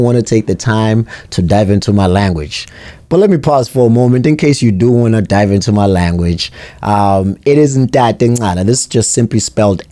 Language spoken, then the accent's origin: English; Durban, KwaZulu-Natal, South Africa; now in New Hampshire, United States; I was born and raised in South Africa